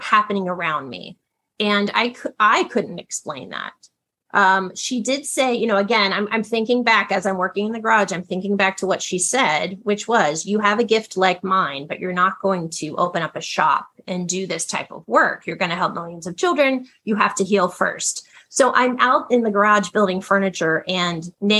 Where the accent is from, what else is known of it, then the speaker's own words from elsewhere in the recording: Ohio, United States; I grew up in a very, very grounded upbringing. My parents were teachers. My dad was a football coach. I'm from Ohio